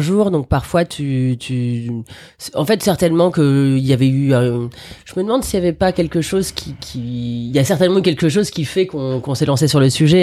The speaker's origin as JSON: {"language": "French", "town": "Paris", "region": "Île-de-France", "country": "France", "tie": "born or raised there", "also_born_or_lived": "Algeria", "said": "je suis une vraie Parisienne. J'ai vécu exactement où là on est en train de faire cette émission, c'est-à-dire dans le 17e, à quelques enclablures euh, du parc Monceau, mais je suis née dans le 10e."}